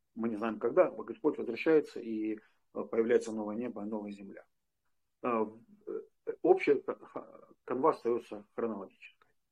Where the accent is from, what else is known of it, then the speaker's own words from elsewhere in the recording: Western Ukraine, Ukraine; я из Западной Украины